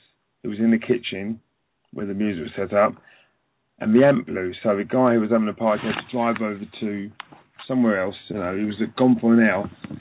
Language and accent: English; London, United Kingdom; I was a young Jamaican boy growing up in London